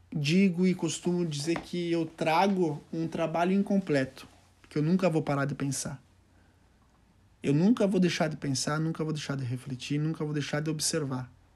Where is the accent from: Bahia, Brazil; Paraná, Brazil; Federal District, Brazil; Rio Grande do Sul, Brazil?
Rio Grande do Sul, Brazil; Doutor Ricardo; also born or lived in Santiago, Chile; eu tinha retornado ao meu pequeno município, que é- se chama Doutor Ricardo, município de 2 mil, 2 mil habitantes